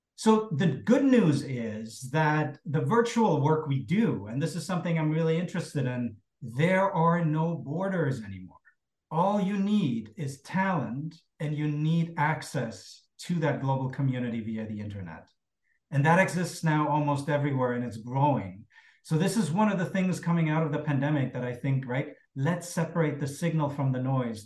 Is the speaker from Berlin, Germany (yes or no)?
yes; Berlin, Germany; growing up in, in Cold War West Berlin